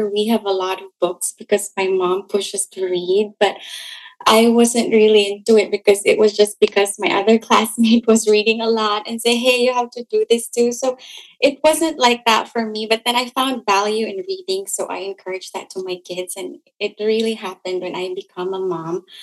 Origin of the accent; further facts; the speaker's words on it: Malaybalay, Northern Mindanao, Philippines; moved away as an adult; also born or lived in California / Cagayan de Oro; now in Florida, United States; I'm originally from Malaybalay, Bukidnon, Bisaya, and from Mindanao.